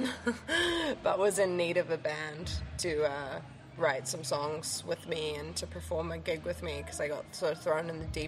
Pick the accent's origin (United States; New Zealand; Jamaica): New Zealand; Whanganui, Manawatū-Whanganui; I grew up in Whanganui